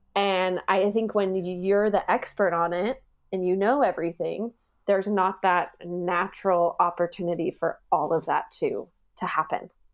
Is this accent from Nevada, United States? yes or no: yes; Las Vegas, Nevada, United States; moved away as an adult; also born or lived in Sheffield, England; now in Hamburg, Germany; I'm originally from Las Vegas, Nevada, in the United States